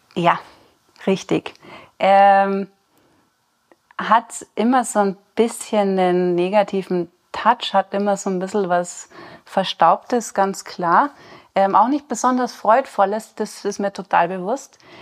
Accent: Rosenheim/Chiemgau region, Bavaria, Germany; now in Chiemsee, Germany; bin auch gebürtig aus der Region, komme ein bisschen mehr aus den Bergen

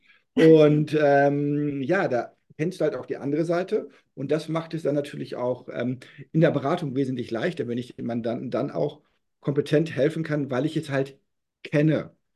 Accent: North Rhine-Westphalia, Germany; now in Berlin, Germany; ich bin gebürtiger Westfale

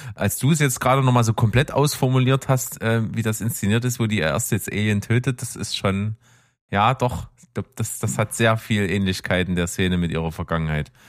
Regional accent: the East, eastern Germany, Germany; wir kommen ja aus dem Osten

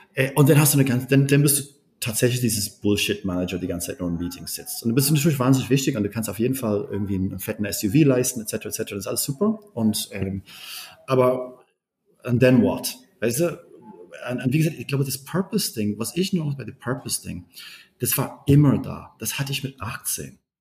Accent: Berlin, Germany; Ich bin, ich bin Berliner

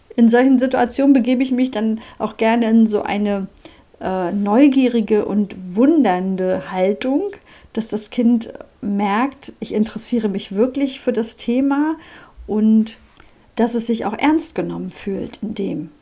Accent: Mecklenburg-Vorpommern, Germany; bei uns in Mecklenburg-Vorpommern

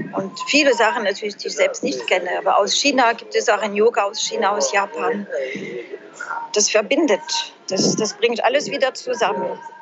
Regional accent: France; German is a second language; moved away as an adult; also born or lived in Trier, Germany; now in Germany; Ich bin ja Französin

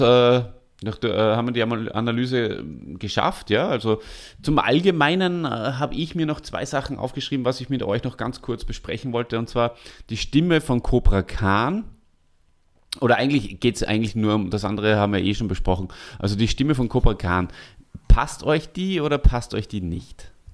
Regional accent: Salzburg, Austria; moved away; wir beide als Salzburger

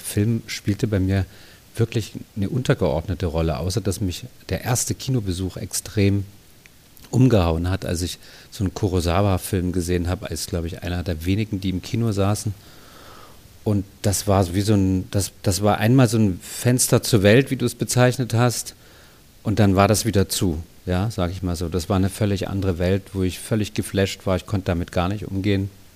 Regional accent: Dresden, Saxony, Germany; moved away as an adult; also born or lived in Munich; ich bin ja in Dresden geboren, habe in der DDR so eine Grundschullehrerausbildung gemacht

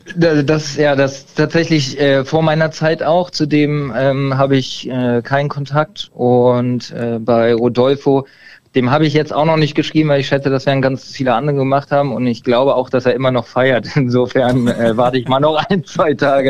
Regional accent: Berlin, Germany; Ich komme mehr aus Berlin, ähm, konnte da aber mit den Vereinen nichts anfangen, weil ich in Berlin selber immer gespielt habe

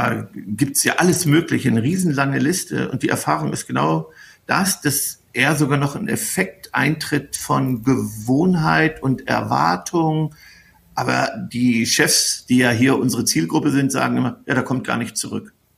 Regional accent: North Rhine-Westphalia, Germany; wir kommen ja hier aus Ostwestfalen

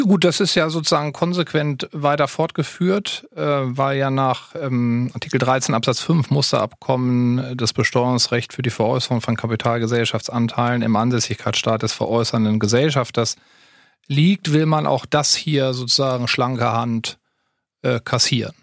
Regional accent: near Hannover, Lower Saxony, Germany; also born or lived in Berlin / Halle-Wittenberg; bin aber schon im Alter von zwei Jahren zwangsumgezogen nach Niedersachsen

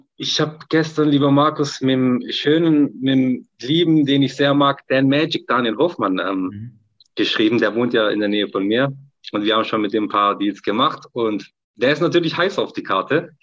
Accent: Turkey; als Türke

